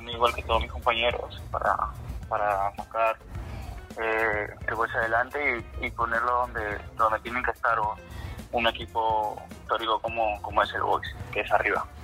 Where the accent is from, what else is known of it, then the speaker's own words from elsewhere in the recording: Pisco, Ica, Peru; moved away; Pisco lo más, lo más lindo es la tierra que me a nacer